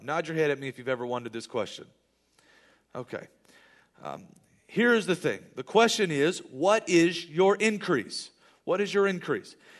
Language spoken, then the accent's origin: English; United States; I live in America, and I'm proud to be an American